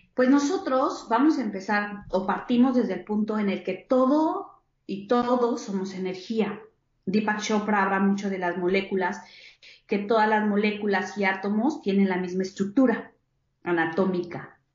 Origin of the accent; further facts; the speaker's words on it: Querétaro, Mexico; yo soy de Querétaro, nací en Querétaro, México